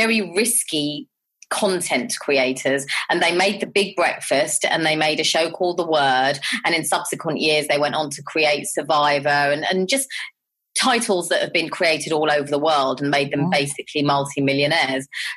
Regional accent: London, United Kingdom; I grew up in Southall and Harlesden

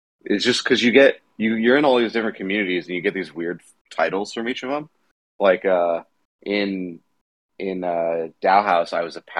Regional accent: Boca Raton, Florida, United States; moved away; also born or lived in Chicago / Denver; I grew up down in, like, Boca

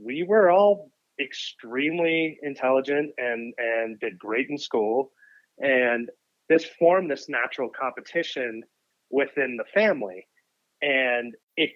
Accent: Boston, Massachusetts, United States; I grew up in Boston, and I was the, youngest kid

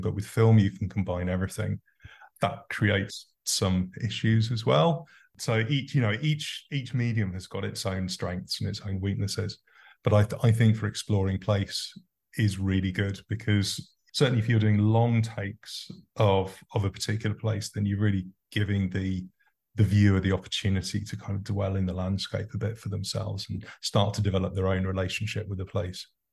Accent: Farnborough, England, United Kingdom; I was born in Farnborough Hospital, which was originally Farnborough workhouse.

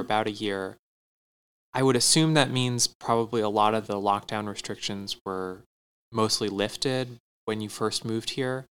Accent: Tempe, Arizona, United States; I grew up in Tempe, not in like downtown Tempe

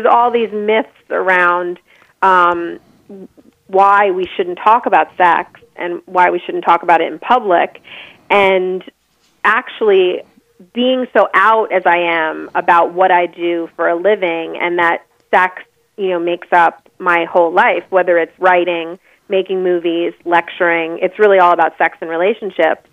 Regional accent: Long Island, outside of New York City, United States; I grew up in the suburbs on Long Island, outside of New York City

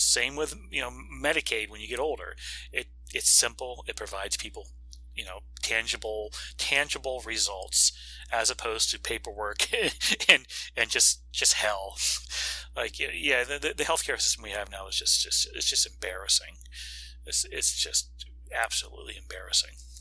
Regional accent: Florida, United States; my home state of Florida

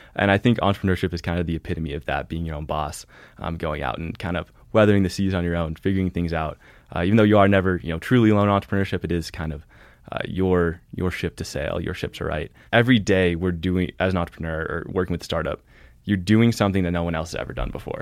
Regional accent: Olympia, Washington, United States; moved away as an adult; also born or lived in Boston; now in Montana, United States; I was born in Boston, uh, where my parents were at grad school and then had some jobs and, uh, grew up mostly in Olympia, Washington

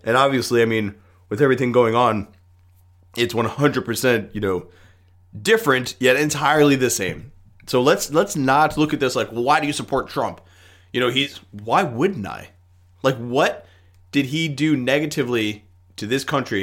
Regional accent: United States

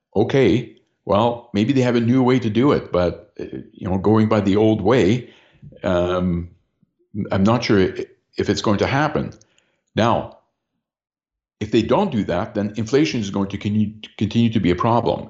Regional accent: London, Ontario, Canada; my hometown here of London, Ontario

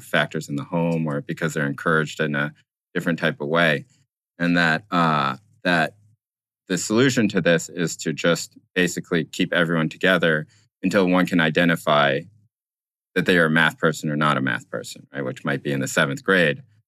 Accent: North Carolina, United States; moved away as an adult; also born or lived in Brooklyn; now in Berkeley, United States; I d, was not born in the United States. I grew up in North Carolina, but I lived now in Berkeley, California.

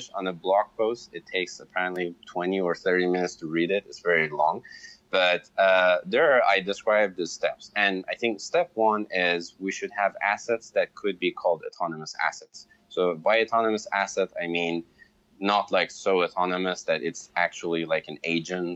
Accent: Iran; moved away; I'm Iranian, I'm from Iran

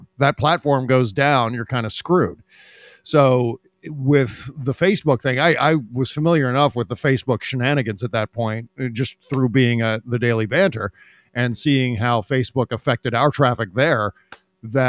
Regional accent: Washington, District of Columbia, United States; I was born and raised around Washington, D.C.

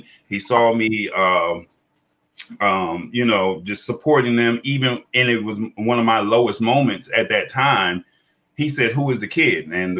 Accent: Atlanta, Georgia, United States; I was from Atlanta. I had just moved up with my dad.

